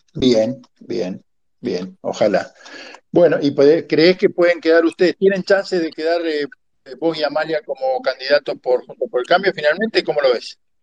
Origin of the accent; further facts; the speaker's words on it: Rosario, Santa Fe, Argentina; yo soy de Rosario